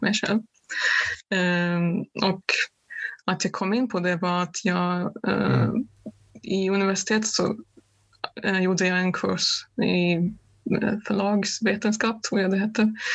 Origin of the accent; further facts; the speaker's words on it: Germany; moved away; mitt hemland Östtyskland